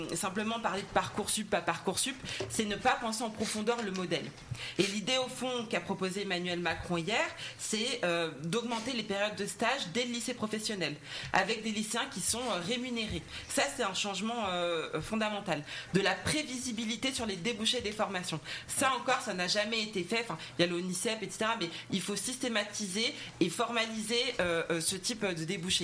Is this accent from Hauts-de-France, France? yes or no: no; Val-de-Marne, Île-de-France, France; je viens du Val-de-Marne